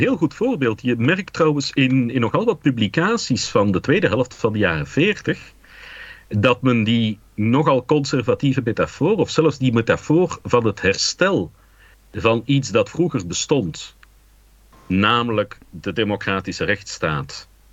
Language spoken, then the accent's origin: Dutch; Dilbeek, Flanders, Belgium; also born or lived in Anderlecht; Ik ben opgegroeid in Dilbeek en dat is de grens van de Geuzenstreek